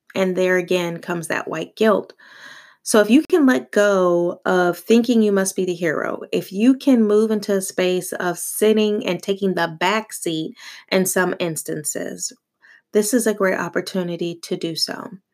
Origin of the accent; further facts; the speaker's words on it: United States; also born or lived in Italy; They simply identified me as American